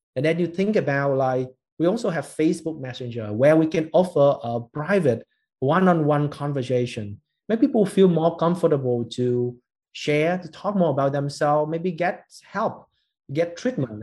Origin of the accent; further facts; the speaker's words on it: Ho Chi Minh City, Vietnam; we as a Vietnamese like born and raised in Saigon